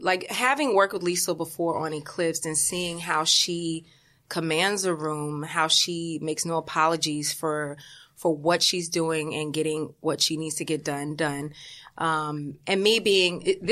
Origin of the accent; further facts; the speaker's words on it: Atlanta, Georgia, United States; moved away; I grew up in Atlanta